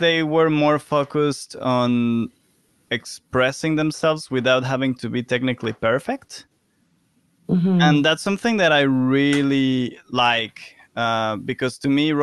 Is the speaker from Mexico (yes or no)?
yes; Mexico; now in London, United Kingdom; I'm from Mexico